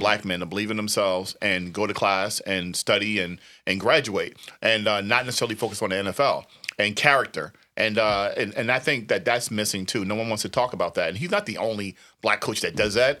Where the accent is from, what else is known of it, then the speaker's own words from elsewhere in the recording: New Jersey, United States; when I was growing up, in New Jersey